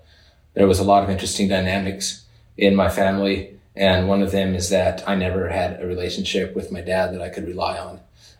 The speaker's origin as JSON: {"language": "English", "region": "Oklahoma", "country": "United States", "tie": "born there", "said": "There where I was born in Oklahoma, we had a dairy. Our family had a dairy, ran a small dairy"}